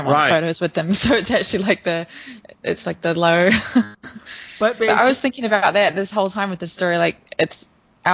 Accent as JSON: {"language": "English", "country": "New Zealand", "moved": "yes", "lives_now": "Los Angeles, United States", "said": "I would never feel like an alien as a New Zealander"}